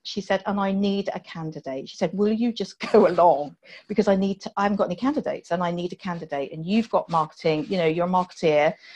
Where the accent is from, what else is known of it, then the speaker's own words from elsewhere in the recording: Poole, South West England, United Kingdom; moved away; I grew up in Poole in Dorset, just outside Poole in Dorset